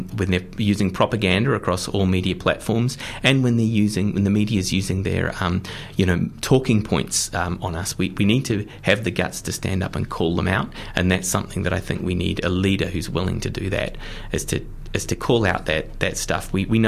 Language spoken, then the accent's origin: English; Auckland, New Zealand; I'm from Auckland, and there was a street up the road from us, Madeline Avenue